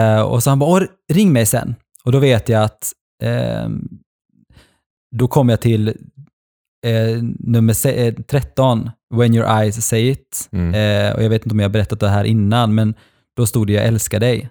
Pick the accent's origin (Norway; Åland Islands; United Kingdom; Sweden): Norway; moved away; pappa i Norge bor ju kvar i mitt Alltså där jag växte upp när jag var liten